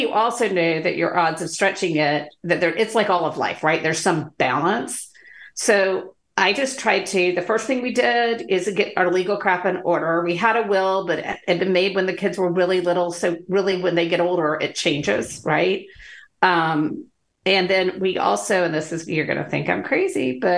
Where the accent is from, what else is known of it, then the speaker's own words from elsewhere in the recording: Athens, Georgia, United States; I'm from Athens, Georgia